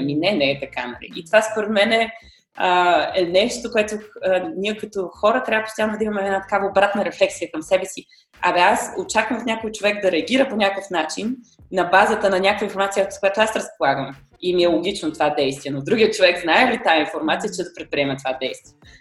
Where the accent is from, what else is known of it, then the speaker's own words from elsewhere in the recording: Bulgaria; moved away as an adult; also born or lived in Germany; средата, в която сме израснали в България